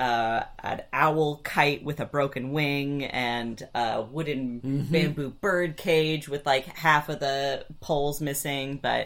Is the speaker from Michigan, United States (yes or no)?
yes; Ann Arbor, Michigan, United States; we grew up in Ann Arbor